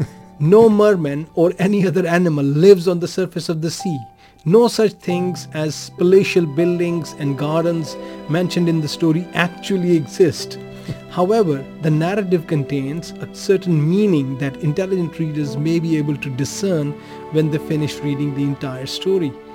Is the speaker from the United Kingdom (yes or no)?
no; Pakistan; born or raised there; now in Denmark